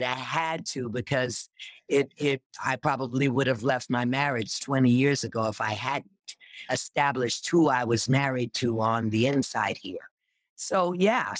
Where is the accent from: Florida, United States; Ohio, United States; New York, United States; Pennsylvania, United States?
New York, United States; New York City; I grew up in Rochdale Village in New York